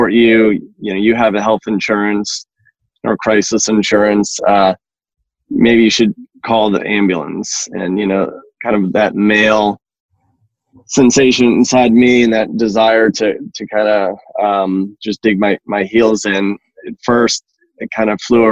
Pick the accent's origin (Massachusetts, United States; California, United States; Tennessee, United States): Massachusetts, United States; New England; moved away as an adult; now in Georgia, United States; I grew up in New England, Massachusetts